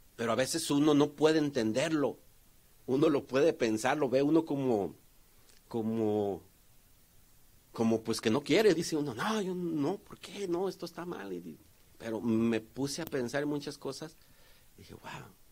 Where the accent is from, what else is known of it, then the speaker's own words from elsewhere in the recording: Tonalá, Jalisco, Mexico; yo de donde vengo, hay un, hay un, que se puede decir un municipio, que se llama Tonalá o una ciudad cerca de Guadalajara